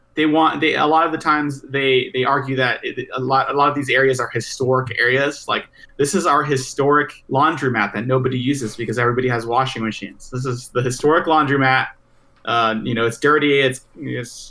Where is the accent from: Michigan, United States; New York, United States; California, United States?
California, United States; Growing up in California, we had spare the air days every once in a while